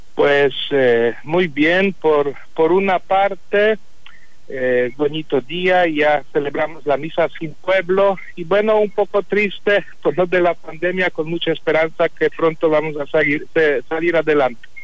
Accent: Poland; Spanish is a second language; moved away as an adult; en mi país, en Polonia

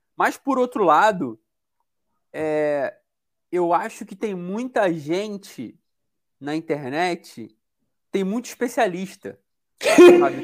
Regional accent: Brazil

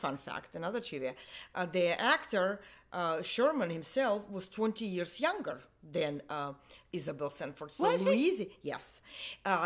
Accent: Russia; English is a second language; moved away as an adult; also born or lived in Germany; now in United States; I'm not American. This is my second home, so to speak. I come from Europe. I come from Russia.

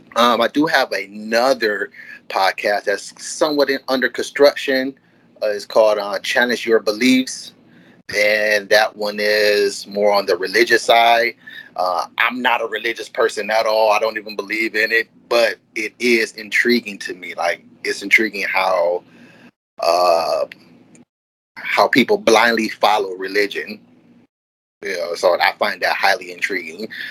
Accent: Detroit, Michigan, United States; now in Southfield, United States; I am from Detroit, Michigan. Born and raised, I now reside in Southfield, which is across the street from Detroit

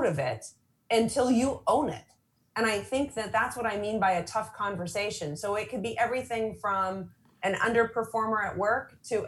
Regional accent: San Diego, California, United States; I'm from San Diego

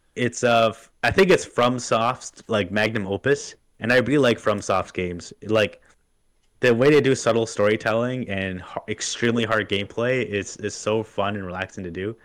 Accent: Canada; I'm Native American

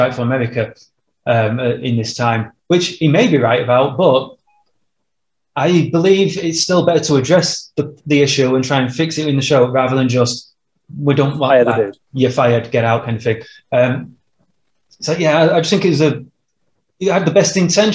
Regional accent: Yorkshire and the Humber, United Kingdom; we're two white dudes who come from a, you know, Yorkshire mining town in, well, Yorkshire. We're not American.

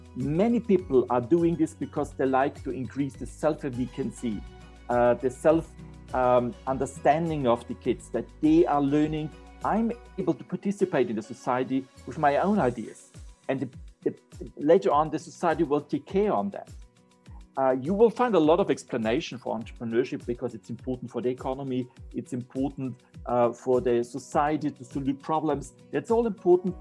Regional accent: Austria; I'm from Austria

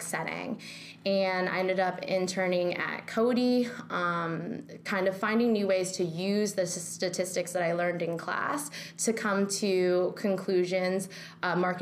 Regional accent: Northern California, United States; moved away as an adult; now in New York, United States; born and raised in California. Totally. I'm from Northern California

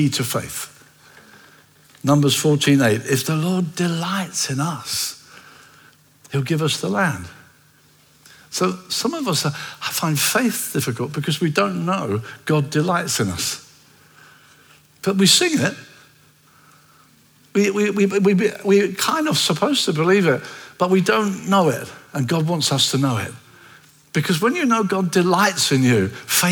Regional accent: Brighton, South East England, United Kingdom; I come from Brighton

